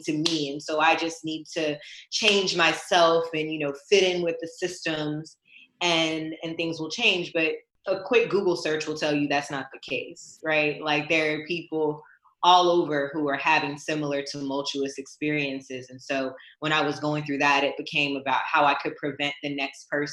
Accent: United States; I am American, born and raised

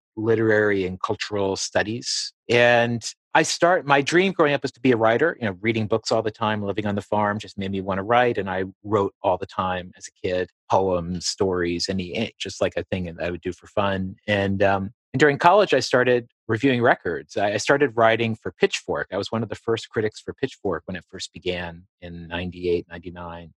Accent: Appalachia, Southwest Virginia, United States; moved away as an adult; also born or lived in New York; I grew up in Southwest Virginia in Appalachia

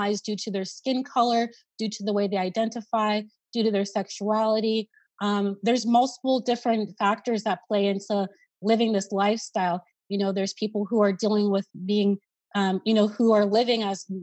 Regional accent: Columbus, Ohio, United States; Here in my hometown

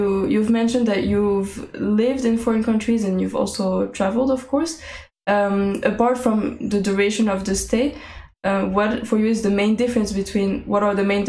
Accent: Paris, Île-de-France, France; I was born in Paris

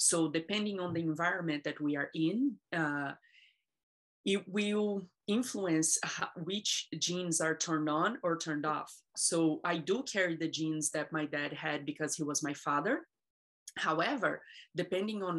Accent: Brazil; now in United States; I was born in Brazil, and I come from a very abusive childhood

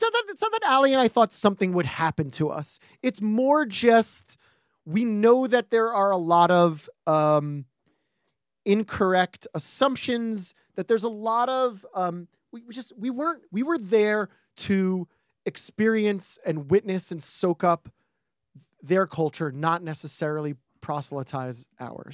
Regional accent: New York, United States; as a New Yorker

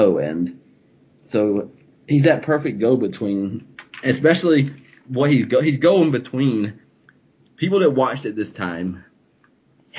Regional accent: the South, United States; I came from the South

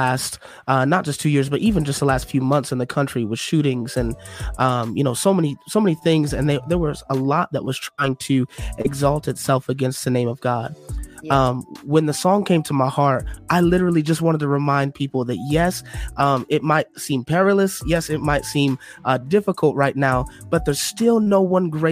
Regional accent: Detroit, Michigan, United States; now in Illinois, United States; I'm from Detroit originally

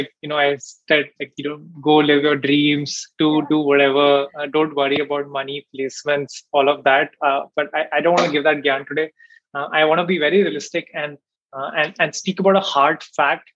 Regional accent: Delhi, India; moved away; also born or lived in Bangalore; I'm from Delhi as well

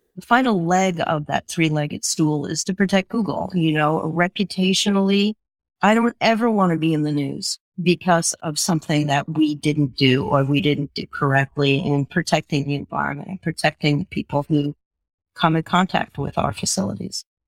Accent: Long Beach, New York, United States; I grew up on a, a, barrier beach off the, the coast of Long Island called Long Beach

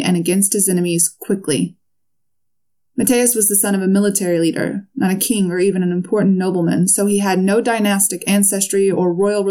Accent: United States; I'm obviously American

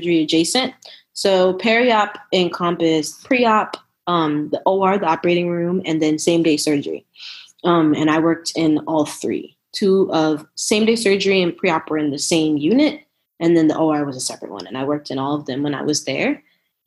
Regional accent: New Jersey, United States; moved away as an adult; also born or lived in Brooklyn, New York / Philadelphia / Nashville / San Antonio; now in Austin, United States; I'm originally from New Jersey, born in Brooklyn, raised in Jersey. I currently live in Austin, Texas

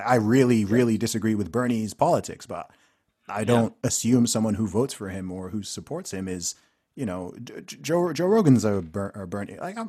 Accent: Saudi Arabia; I grew up in Saudi Arabia with, you know, people from Texas and whatever.

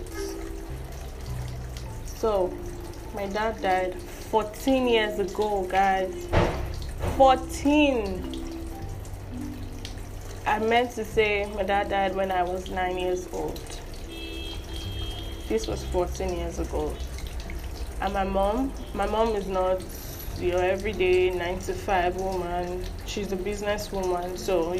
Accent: Nigeria; I'm a proud Nigerian

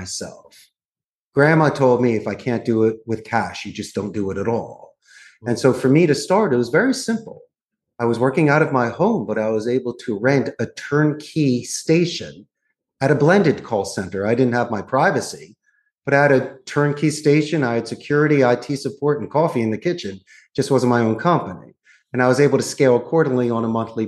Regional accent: Philadelphia, Pennsylvania, United States; moved away as an adult; also born or lived in Arizona; now in Costa Rica; I'm actually from Northeast Philadelphia. So I was born and raised. I'm a Philly boy.

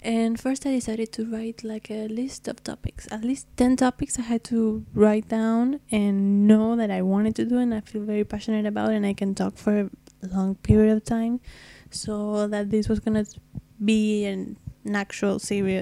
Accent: Argentina; first language Spanish; English is a second language; I'm from Argentina, so if my English is a bit rough, it's because my very first language is Spanish

